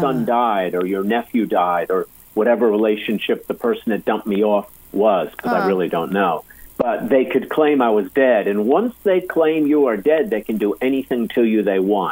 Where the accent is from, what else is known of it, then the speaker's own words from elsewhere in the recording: Athens, Attica, Greece; moved away; I was born in Athens, Greece, over in Europe.